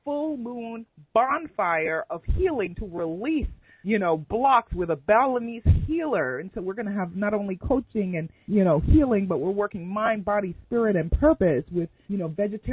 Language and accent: English; New York City, New York, United States; my elementary school growing up in Queens, New York